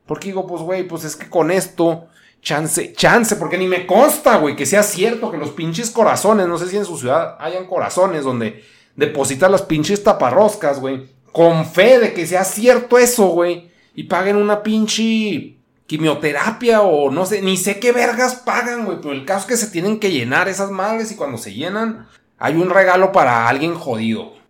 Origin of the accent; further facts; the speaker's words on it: northern Mexico, Mexico; yo también soy un mexicano